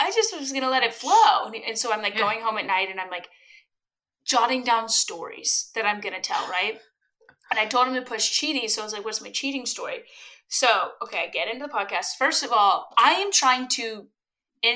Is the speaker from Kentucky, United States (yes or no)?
yes; Louisville, Kentucky, United States; Growing up in Louisville, Kentucky, mind you, Louisville, Kentucky is the largest small town in the world